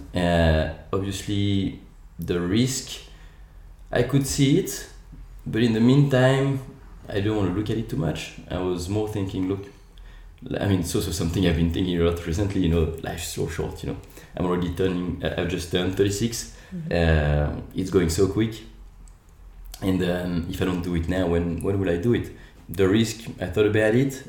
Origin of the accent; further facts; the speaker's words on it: France; English is a second language; moved away as an adult; now in Australia; Sorry about the accent. Uh, I'm actually uh, Australian as well, so I'm French Australian